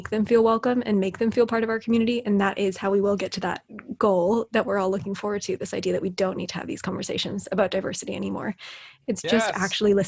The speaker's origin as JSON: {"language": "English", "country": "United States", "moved": "yes", "said": "I've been living abroad. I'm from the States"}